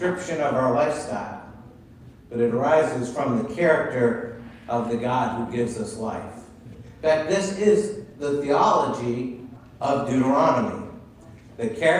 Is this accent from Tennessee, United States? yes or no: no; Concord, Massachusetts, United States; Joanne and I grew up near Walden Pond in Concord, Massachusetts